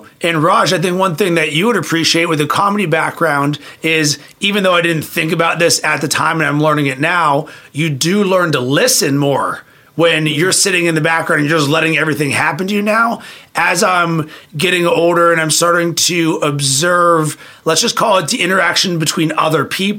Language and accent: English; Pittsburgh, Pennsylvania, United States; In Pittsburgh, Pennsylvania.